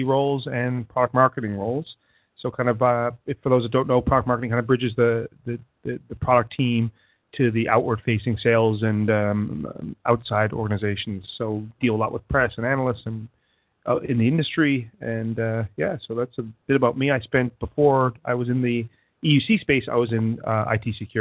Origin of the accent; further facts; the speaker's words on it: Canada; moved away as an adult; now in Boston, United States; I'm a Canadian that lives in Boston for the last 15 years. So you might hear a number of different accents come out